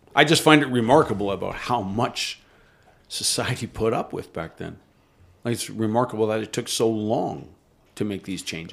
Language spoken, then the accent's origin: English; Canada; As a Canadian